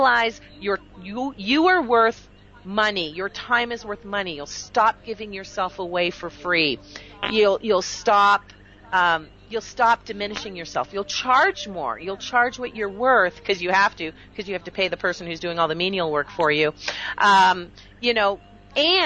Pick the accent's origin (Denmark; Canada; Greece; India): Canada; now in United States; I'm now American by choice. I was born Canadian